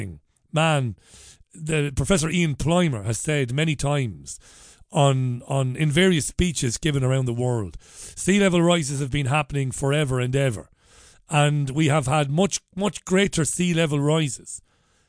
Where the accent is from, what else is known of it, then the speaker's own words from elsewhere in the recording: Ireland; now in Salford, United Kingdom; as an Irishman, we both of us are Irish